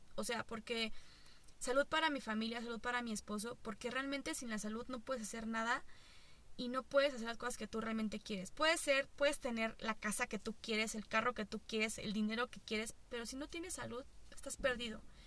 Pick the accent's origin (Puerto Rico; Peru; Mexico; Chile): Mexico; also born or lived in Toluca; así somos nosotros, así somos los pinches mexicanos